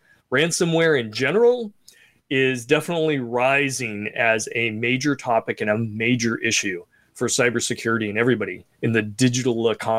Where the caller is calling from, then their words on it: California, United States; From sunny California. It's nice and warm out here.